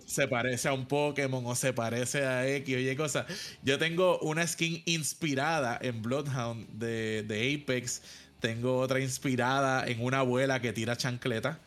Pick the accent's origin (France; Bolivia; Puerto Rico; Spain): Puerto Rico; mis compañeros puertorriqueños